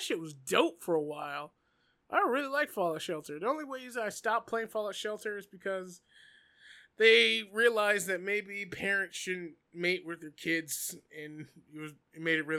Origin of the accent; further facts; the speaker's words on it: Canada; I'm from Canada